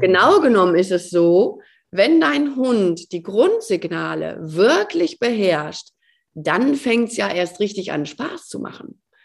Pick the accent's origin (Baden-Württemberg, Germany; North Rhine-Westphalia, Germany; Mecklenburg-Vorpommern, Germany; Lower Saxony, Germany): North Rhine-Westphalia, Germany; Gütersloh; also born or lived in Cologne; die kommt ja aus Gütersloh, genau wie ich